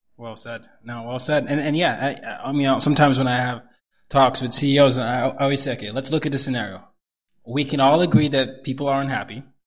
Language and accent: English; Nigeria; I'm Nigerian